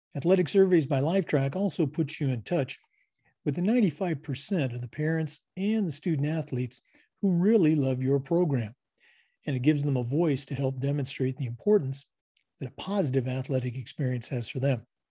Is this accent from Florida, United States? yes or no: no; Oregon, United States; I'm from Oregon